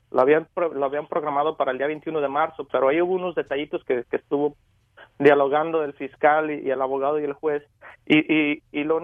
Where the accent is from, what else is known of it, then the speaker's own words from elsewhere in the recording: Mexico; Venimos de un país, de México, vengo del país de México y vengo a superarme